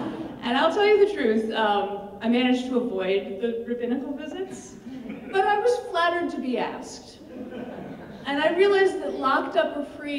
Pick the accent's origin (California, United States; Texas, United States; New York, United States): California, United States; Berkeley; I was born in Berkeley in 1969.